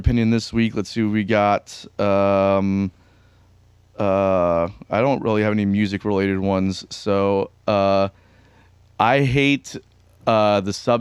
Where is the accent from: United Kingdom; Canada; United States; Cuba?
Cuba; my family is from South America, I'm from Cuba